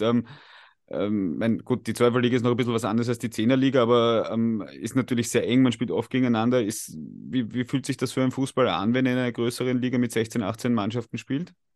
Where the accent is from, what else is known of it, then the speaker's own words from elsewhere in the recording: Austria; wir als Österreicher